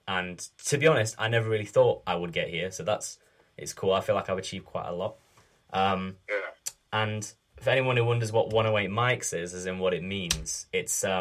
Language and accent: English; Sheffield, Yorkshire and the Humber, United Kingdom; also born or lived in Leicester; I'm from Sheffield. I've lived here almost all my life, except when I went to uni in Leicester for 3 years.